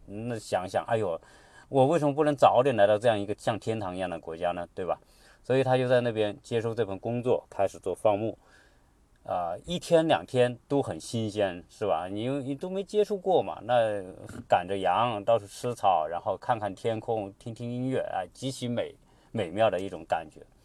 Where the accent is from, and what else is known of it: China